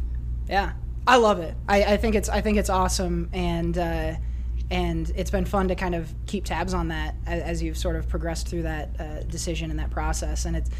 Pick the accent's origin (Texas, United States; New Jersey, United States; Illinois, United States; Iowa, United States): Iowa, United States; now in Oregon, United States; listeners of the show for a while now know that I am a transplant from Iowa out to Oregon.